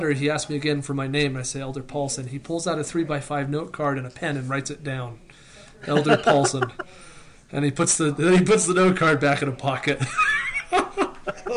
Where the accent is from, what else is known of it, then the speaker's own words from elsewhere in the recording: Wyoming, United States; also born or lived in Utah; now in Denver, United States; We're from Wyoming. We lived in Utah.